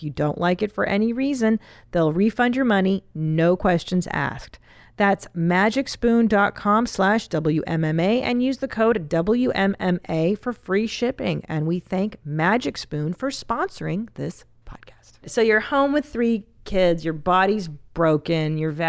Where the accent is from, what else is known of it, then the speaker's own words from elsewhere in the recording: Los Angeles, California, United States; I grew up on Loveline and in LA, it was a staple of my existence.